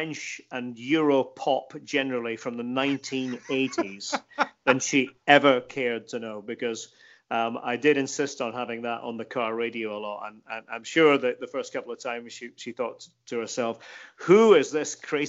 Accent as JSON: {"language": "English", "region": "Scotland", "country": "United Kingdom", "said": "I'm from Scotland"}